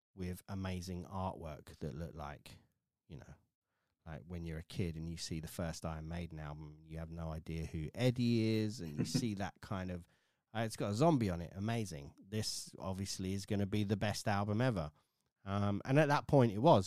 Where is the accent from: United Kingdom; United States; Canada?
United Kingdom; village outside of Wokingham, South East England; I grew up in a little sort of village outside of Wokingham, which is outside of Reading.